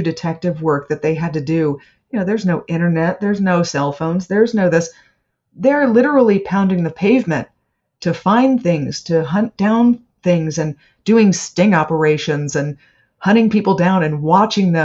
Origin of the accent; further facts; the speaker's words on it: Bethesda, Maryland, United States; I grew up in Bethesda. That was my hometown.